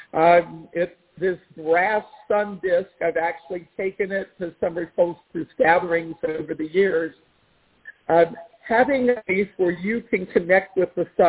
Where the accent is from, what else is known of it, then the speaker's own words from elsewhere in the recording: Washington, District of Columbia, United States; moved away; I grew up in the Washington, D.C. area